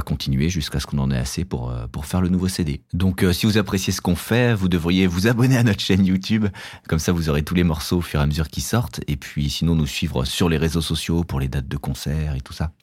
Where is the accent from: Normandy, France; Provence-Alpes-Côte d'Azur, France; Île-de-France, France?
Île-de-France, France; Paris; On vient de Paris, mais on joue partout dans toute la France